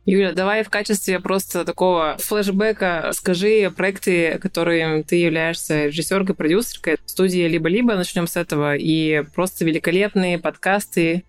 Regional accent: Yekaterinburg, Sverdlovsk Oblast, Russia; moved away as an adult; now in Turkey; я приехала из Турции обратно в свой город в Екатеринбург

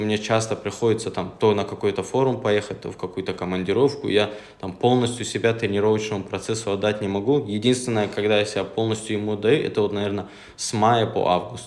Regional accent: Makhachkala, Dagestan, Russia; also born or lived in Gumi, Laksky District (ancestral village); я именно из Махачкалы. Я родился, живу в Махачкале, но родом как бы я с этого села

